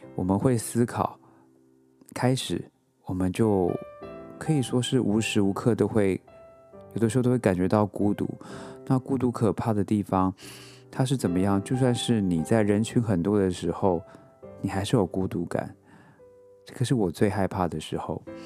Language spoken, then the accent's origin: Chinese; Taiwan; moved away as an adult; now in New York, United States; 我出生在台湾